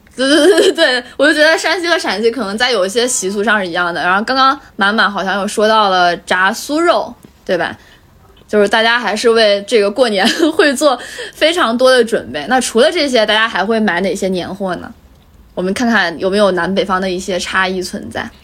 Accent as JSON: {"language": "Chinese", "town": "Changzhi", "region": "Shanxi", "country": "China", "tie": "born or raised there", "moved": "yes", "said": "我们老家，呃，以前正月十五的时候会有一个烟花的那个会，就烟花活动，在那个，呃，长治，就我们那个城市的"}